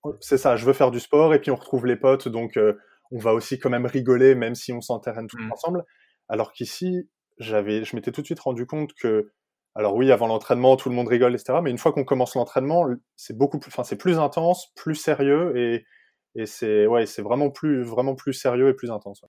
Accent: Île-de-France, France; moved away as an adult; now in Denmark; il y a trois ans quand je suis parti de France

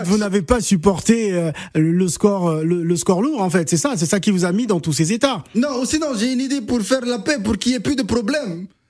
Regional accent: Tunisia; chez nous en Tunisie

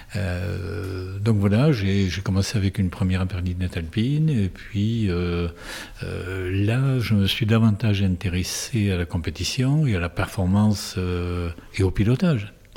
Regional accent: Tarbes, Occitania, France; now in Saint-Pé-de-Bigorre, France; je suis tarbé d'origine, je suis né à Tarbes, d'une mère belge et d'un père espagnol.

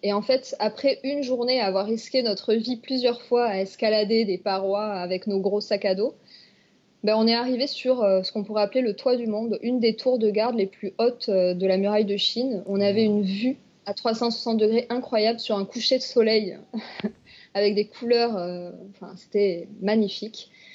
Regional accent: France; Il y a même des plages à côté de chez nous en France

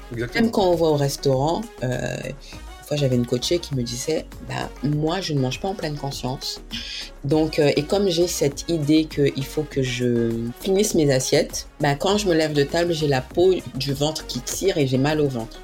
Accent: French Guiana; je suis guyanaise

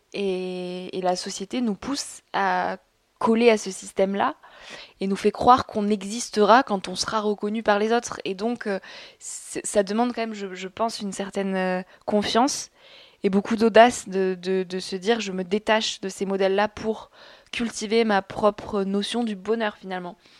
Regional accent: south-west France, France; je viens de la campagne. Mes parents sont agriculteurs, donc je viens du sud-ouest de la France.

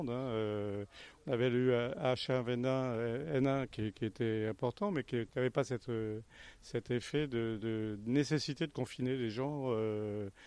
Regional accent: Nouvelle-Aquitaine, France; now in Châtellerault, France; je suis originaire de Charente, à côté d'Angoulême.

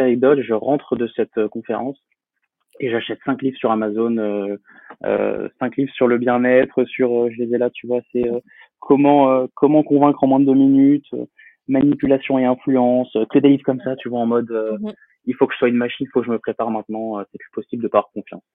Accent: Poitiers, Nouvelle-Aquitaine, France; je suis originaire de Poitiers, dans la Vienne. J'ai euh, j'ai grandi donc là-bas

